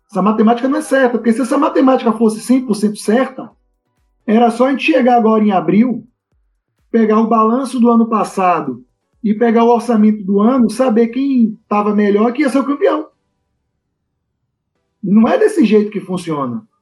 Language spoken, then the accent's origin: Portuguese; Brazil; eu acho que esse ponto ele já começa com um traço cultural nosso enquanto brasileiros.